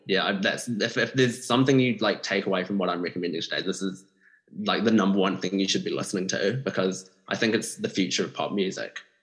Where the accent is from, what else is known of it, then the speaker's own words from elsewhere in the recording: New Zealand; someone from a Malaysian like background myself, growing up in New Zealand